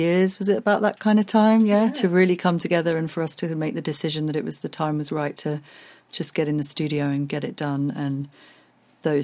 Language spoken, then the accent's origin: English; Andalusia, Spain; moved away; I grew up in Spain.